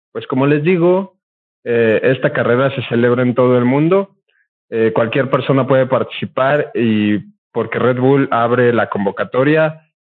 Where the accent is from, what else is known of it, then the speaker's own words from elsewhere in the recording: Puebla, Mexico; somos poblanos, eh, camotes poblanos